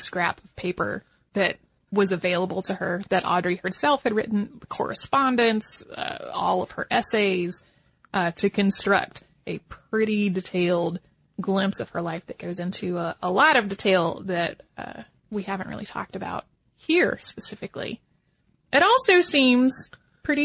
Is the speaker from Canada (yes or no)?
no; Philadelphia, Pennsylvania, United States; also born or lived in Poland; I was born in Poland, but I was only 6 months old when my parents and I immigrated to the United States, settling in the Philadelphia area. My mom didn't speak English when we arrived here.